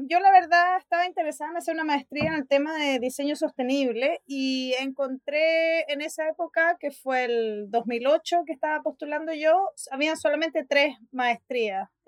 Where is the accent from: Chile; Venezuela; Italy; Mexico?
Chile; moved away as an adult; also born or lived in Sweden; now in Spain; soy diseñadora industrial de Chile. Hice un máster y después un doctorado en Suecia